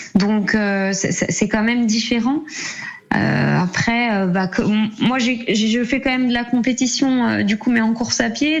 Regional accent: Jura, Bourgogne-Franche-Comté, France; je suis du Jura

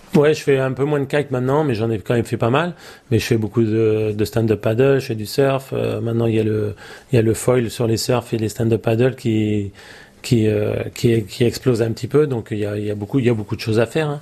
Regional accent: Île de Ré, Nouvelle-Aquitaine, France; c'est la famille, toute la famille est d'ici. Euh, j'ai mes amis aussi ici, et je suis français

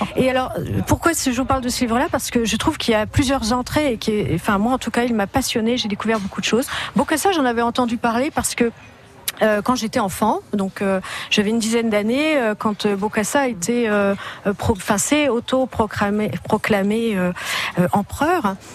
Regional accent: Ardennes, Grand Est, France; je suis des Ardennes

